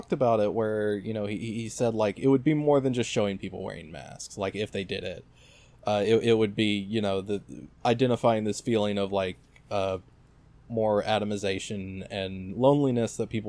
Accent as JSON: {"language": "English", "country": "United States", "said": "Yeah, very different from, you know, we're both American here."}